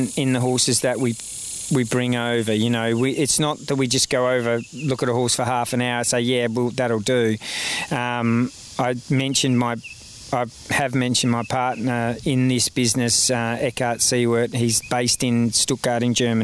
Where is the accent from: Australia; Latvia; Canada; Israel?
Australia; moved away as an adult